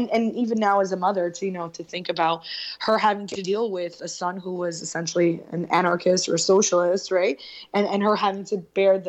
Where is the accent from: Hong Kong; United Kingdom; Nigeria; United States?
United States; Newark, New Jersey; now in Union, United States; No, I lived in Newark. I moved to Union 6 years ago.